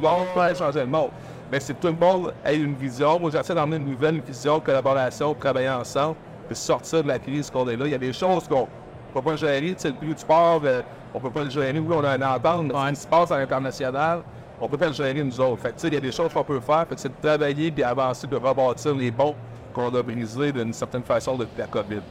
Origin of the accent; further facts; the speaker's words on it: Rivière-du-Loup, Quebec, Canada; also born or lived in New Brunswick; now in Saint-Michel-de-Bellechasse, Canada; Je suis natif de la rivière du Loup